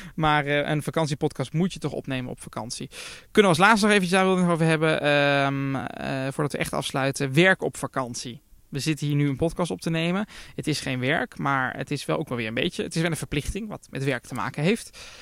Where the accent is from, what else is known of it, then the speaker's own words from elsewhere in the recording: Netherlands; als Nederlander